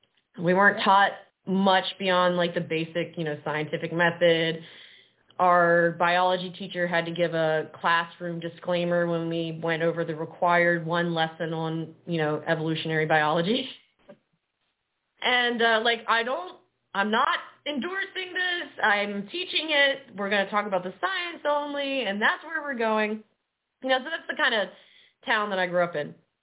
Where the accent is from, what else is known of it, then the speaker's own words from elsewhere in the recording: Gulf Coast, United States; And because I grew up on the Gulf Coast, hurricanes were where I was drawn to.